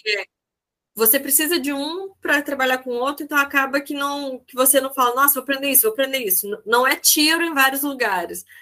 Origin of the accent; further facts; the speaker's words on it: southern Minas Gerais, Brazil; eu sou do sul de Minas